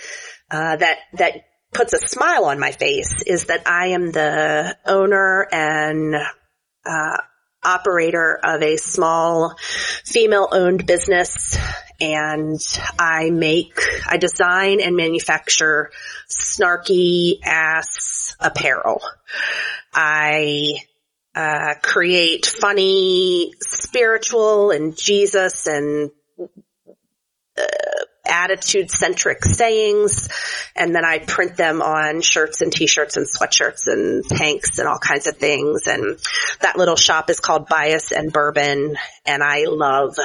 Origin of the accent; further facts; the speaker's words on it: Chattanooga, Tennessee, United States; I have served most recently as a pastor in my hometown of Chattanooga, Tennessee